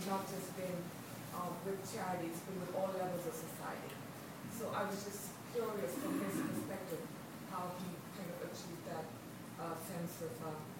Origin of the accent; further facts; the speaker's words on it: India; being Indian